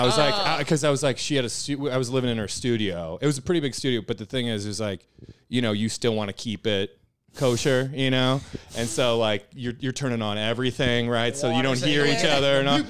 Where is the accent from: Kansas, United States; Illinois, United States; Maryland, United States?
Illinois, United States; now in New York, United States